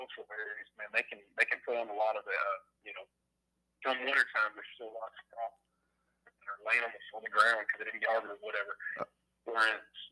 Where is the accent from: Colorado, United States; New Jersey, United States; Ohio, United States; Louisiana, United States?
Louisiana, United States; South; now in Tennessee, United States; I'm from South Louisiana, but I've been in Tennessee longer. This is home